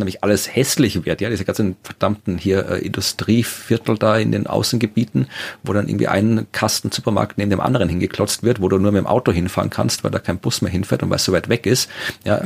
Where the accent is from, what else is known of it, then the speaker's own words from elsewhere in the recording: Furth bei Göttweig, Lower Austria, Austria; Niederösterreich zu finden sind, dem Bundesland, wo ich jetzt wohne und wo ich auch, äh, geboren und aufgewachsen bin